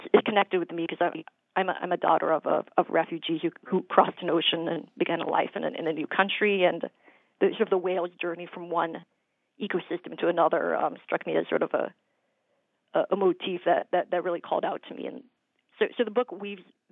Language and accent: English; Minnesota, United States; now in New Hampshire, United States; I grew up in Minnesota, and we'd go to the state fair every year